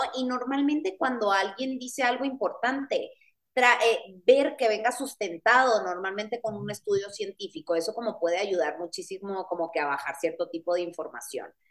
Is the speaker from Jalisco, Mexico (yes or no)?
no; Guaymas, Sonora, Mexico; yo soy de Guaymas, Sonora